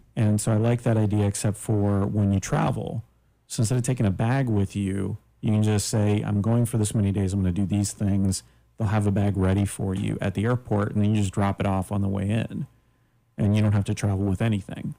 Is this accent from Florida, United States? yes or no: yes; Daytona Beach, Florida, United States; growing up in Daytona, my family owned